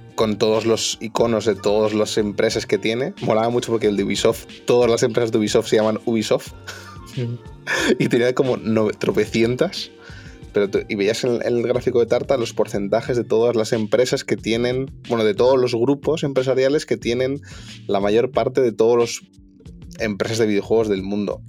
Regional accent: Madrid, Community of Madrid, Spain; yo soy madrileño

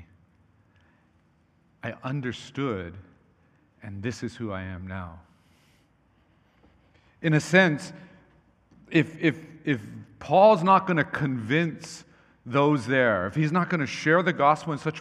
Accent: Hawaii, United States; when I was growing up in Hawaii

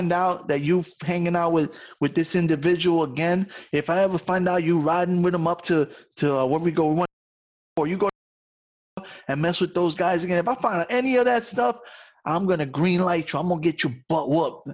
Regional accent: New York City, New York, United States

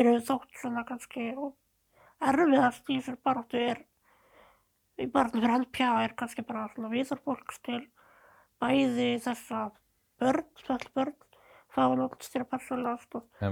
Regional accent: Seltjarnarnes and Garðabær, Capital Region, Iceland; also born or lived in New Zealand; ég ólst upp bæðið á Seltjarnir og Garðabæ. Já. Og reyndar aðeins á Nýjasjálandi líka

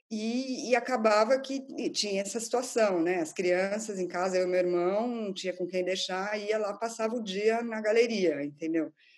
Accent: São Paulo, Brazil; moved away as an adult; now in London, United Kingdom; eu sou de São Paulo

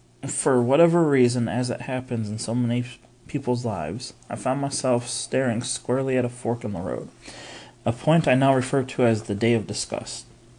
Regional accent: Albuquerque, New Mexico, United States; I was born and raised in Albuquerque. My dad died when my brother, sister, and I were just kids, and somehow my mom held everything together.

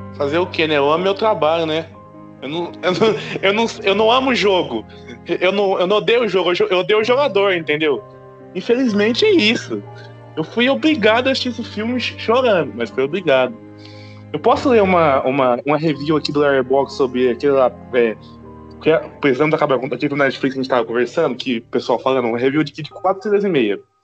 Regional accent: Brazil; eu sou brasileiro, gente, eu sou brasileiro

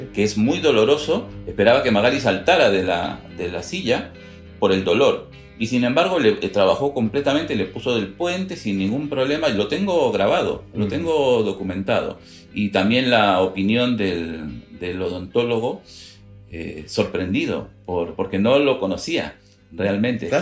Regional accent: Peru; nosotros somos peruanos de origen

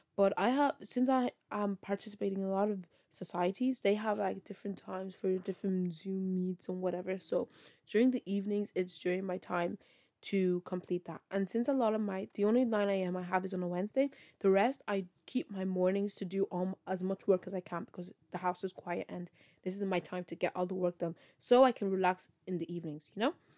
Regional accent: Ireland; I'm from Ireland

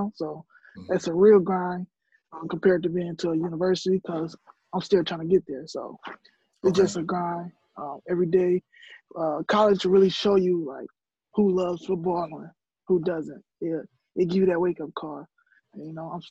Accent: Minneapolis, Minnesota, United States; I'm from Minneapolis, Minnesota

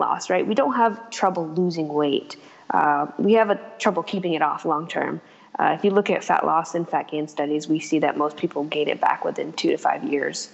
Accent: Vermont, United States; I'm from Vermont

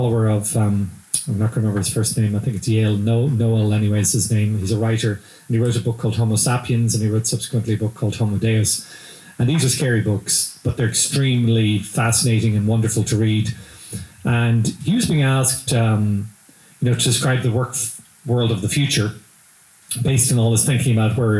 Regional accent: Ireland; accent: Irish; now in Lexington, United States

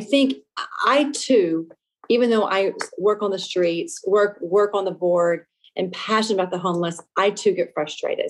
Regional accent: Lafayette, Louisiana, United States; now in Seattle, United States; I was born and raised in Lafayette, Louisiana, a small Cajun town of about 150,000 people

